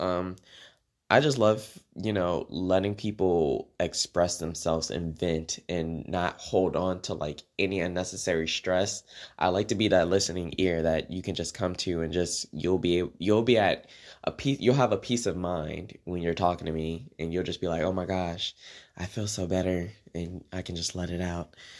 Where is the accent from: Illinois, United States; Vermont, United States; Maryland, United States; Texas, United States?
Maryland, United States; moved away as an adult; also born or lived in Washington, D.C.; now in Oklahoma, United States; I was born in D C, and I was raised in Maryland